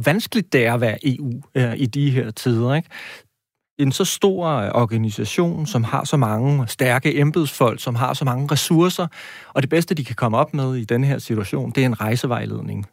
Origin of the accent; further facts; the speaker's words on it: Næstved, Zealand, Denmark; Jeg kommer fra Næstved